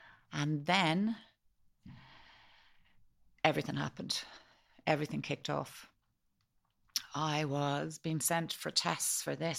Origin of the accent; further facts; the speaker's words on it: Malahide, Leinster, Ireland; born there; We went straight to a pub in the town in Malahide where I was born